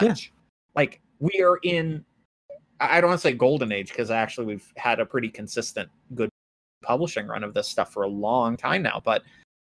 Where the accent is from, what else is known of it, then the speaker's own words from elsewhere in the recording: United States; I'm a white American